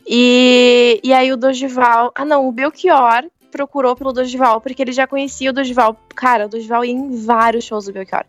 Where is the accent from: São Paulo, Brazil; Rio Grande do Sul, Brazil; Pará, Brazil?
Rio Grande do Sul, Brazil; Santa Cruz do Sul; eu nasci e cresci em Santa Cruz do Sul, que é interior